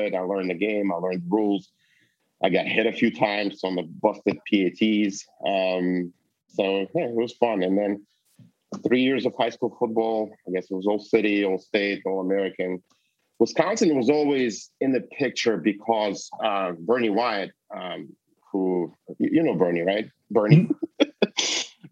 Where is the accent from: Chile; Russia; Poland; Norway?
Russia; moved away; I come from Russia. I'm Jewish